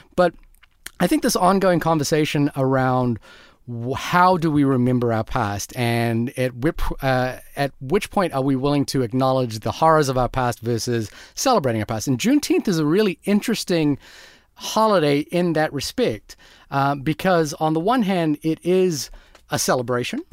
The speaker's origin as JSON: {"language": "English", "country": "New Zealand", "also_born_or_lived": "Fiji", "said": "I come from New Zealand, Fiji before"}